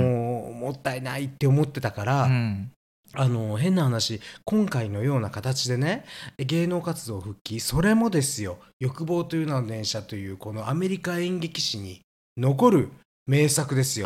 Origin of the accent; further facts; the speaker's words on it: Kansai, Japan; 私たち関西なんです